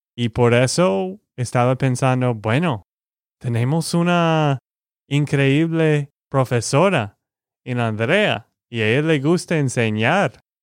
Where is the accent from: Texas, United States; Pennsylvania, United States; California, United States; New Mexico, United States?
Texas, United States; de Texas, Estados Unidos.